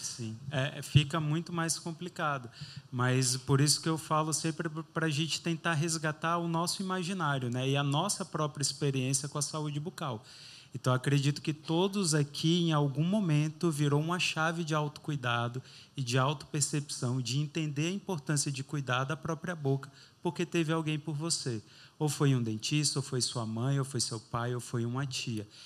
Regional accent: Itororó, Bahia, Brazil; moved away as an adult; now in São Paulo, Brazil; eu sou do interior da Bahia, né? eu sou de uma cidade bem pequenininha, 16 mil habitantes, chama Itororó, perto ali do sul da Bahia

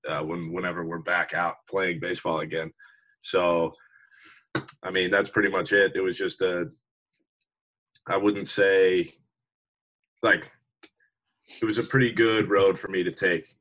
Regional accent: Richmond, Virginia, United States; also born or lived in Norfolk, Virginia; So I'm from Richmond, Virginia, like you said. I went to James River High School in Richmond

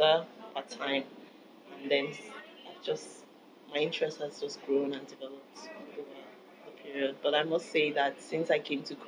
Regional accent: Nigeria; moved away as an adult; now in Belfast, United Kingdom; I'm from Nigeria.

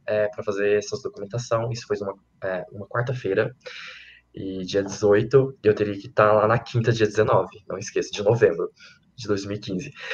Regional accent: Minas Gerais, Brazil; moved away; also born or lived in Lavras; lá na minha cidade de Santo Antônio

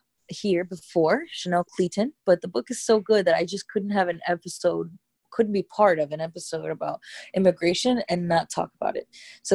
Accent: Miami, Florida, United States; although I'm not Cuban, I live in Miami and I grew up in Miami where, you know, I would say 90% of the Hispanic population that's here is Cuban.

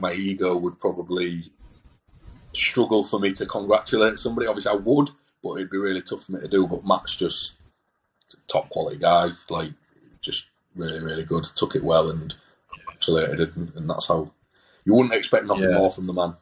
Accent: Hull, Yorkshire and the Humber, United Kingdom; I'm obviously from Hull

